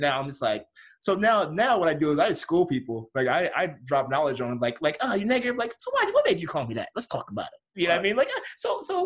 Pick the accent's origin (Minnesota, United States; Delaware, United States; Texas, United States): Delaware, United States; moved away; I'm from Delaware. So I was driving back home to Delaware.